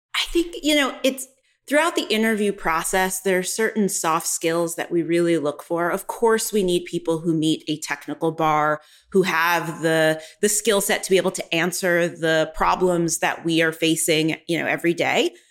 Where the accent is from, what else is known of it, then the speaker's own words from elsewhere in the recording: New York, United States; now in Austin, United States; I live in Texas, but I'm originally born and raised in New York